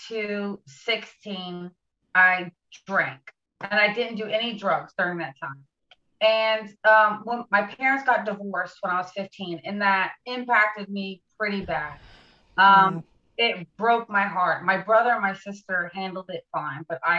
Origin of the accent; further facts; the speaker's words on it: Charleston, South Carolina, United States; also born or lived in Mount Pleasant, South Carolina; I'm from Charleston, South Carolina. I live in Mount Pleasant